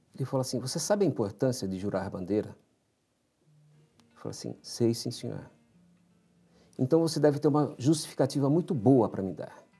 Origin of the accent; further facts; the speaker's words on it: São Paulo, Brazil; Eu nasci em São Paulo, na, numa família de imigrantes